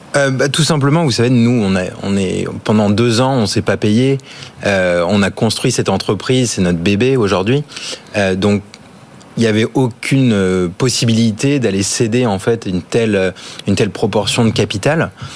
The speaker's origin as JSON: {"language": "French", "country": "Australia", "tie": "born or raised there", "moved": "yes", "lives_now": "France", "said": "j'ai grandi en Australie"}